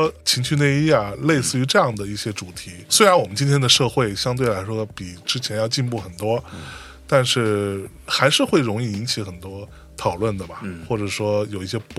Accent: Jiangsu, China; 像我哇，我老家，哎呀，我跟你讲，就是江苏最穷的县，应该如果没猜错的话，大差不差就是就那地儿了，是吧？

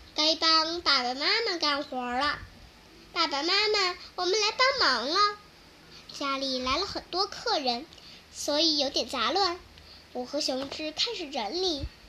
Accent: Mianyang, Sichuan, China; 我来自四川绵阳。

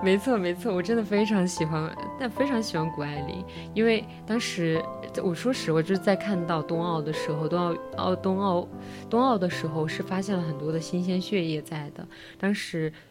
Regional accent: Sichuan, China; 我们嗯。四川人

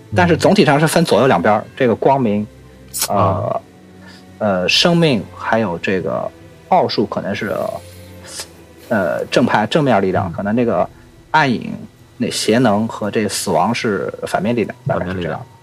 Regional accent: China; 但是我们中国人喜欢算虚岁

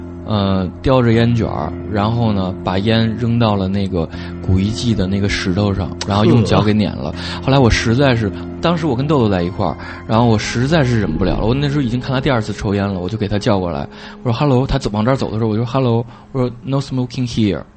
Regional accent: Beijing, China; 就是因为我是在地的北京人，

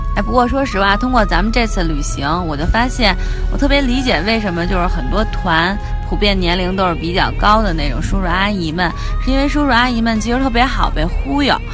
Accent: China; 作为一个中国人

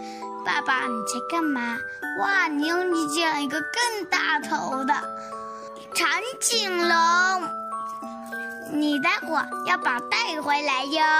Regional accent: Nanchang, Jiangxi, China; 今年六岁四个月了。我来自江西南昌，

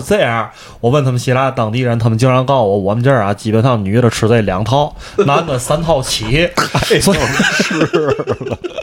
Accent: China; 作为一个中国人

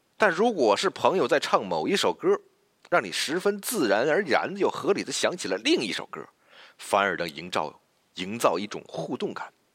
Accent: China; 我们中国人呢，就愿呼朋喊友地聚在一起

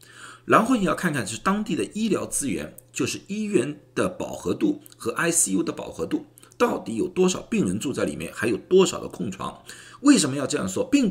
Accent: China; 不管是哪个种族，包括我们中国人，再怎么小心的话，也很多人告诉我，真的很想带家人出去玩一玩了。

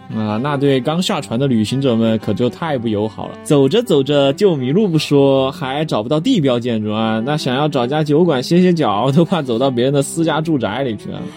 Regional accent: Chengdu, Sichuan, China; 咱们成都人

